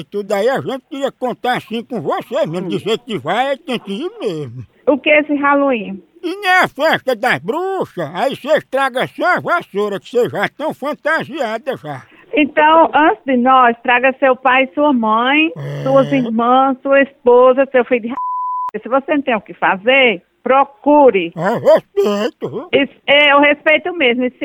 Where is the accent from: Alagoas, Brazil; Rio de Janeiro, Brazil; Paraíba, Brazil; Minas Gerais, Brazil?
Paraíba, Brazil; todo o povo nordestino, especialmente, até porque eu sou paraibano.